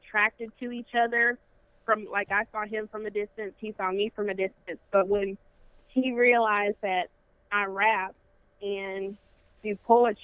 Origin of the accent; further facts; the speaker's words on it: Las Vegas, Nevada, United States; moved away as an adult; now in Montgomery, United States; I'm originally from Las Vegas, so I came to Alabama to pursue a college career